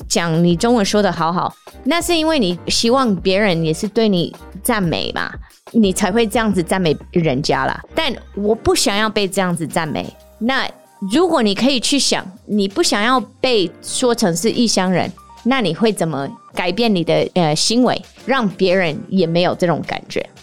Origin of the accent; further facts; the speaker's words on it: United States; Chinese is a second language; now in Taiwan; 我有时候是不是美国人也不是台湾人，但有时候我也是美国人，又是台湾人